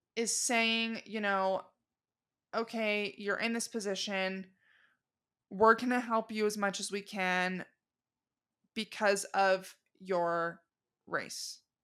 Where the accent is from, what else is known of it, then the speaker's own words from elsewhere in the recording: Arizona, United States; also born or lived in Los Angeles, California; I'm originally from Arizona